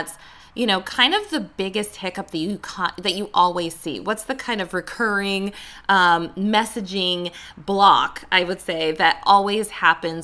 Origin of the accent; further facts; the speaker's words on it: Las Vegas, Nevada, United States; now in Hollywood, United States; I'm not from Hollywood. I'm from Vegas, but I live in Hollywood